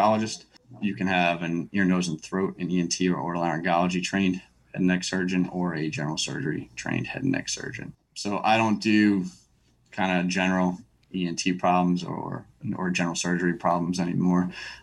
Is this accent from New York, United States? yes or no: yes; New York, United States; now in Texas, United States; I'm a native of New York